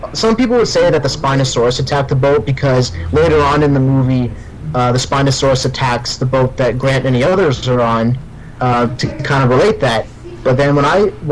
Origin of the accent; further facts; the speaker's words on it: Windsor, Ontario, Canada; I'm from Windsor, Ontario, Canada